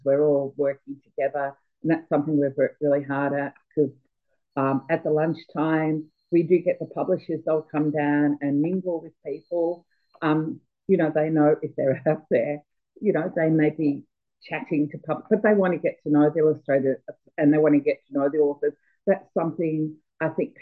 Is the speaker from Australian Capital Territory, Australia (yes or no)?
no; Melbourne, Victoria, Australia; I'm from Melbourne